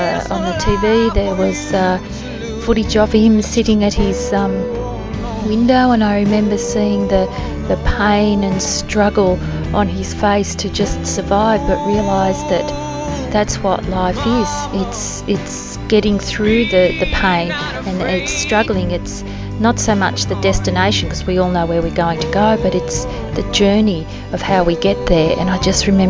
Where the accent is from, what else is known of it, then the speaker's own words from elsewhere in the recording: Sydney, New South Wales, Australia; I'm from Sydney, Australia.